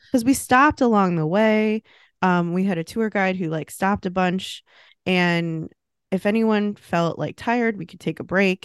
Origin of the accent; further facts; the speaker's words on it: United States; being American